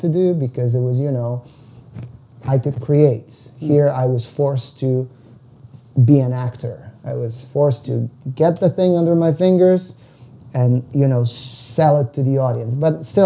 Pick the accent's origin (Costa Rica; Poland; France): Poland; moved away as an adult; also born or lived in United States / Ukraine; now in Toronto, Canada; jazz scene was non-existent in my hometown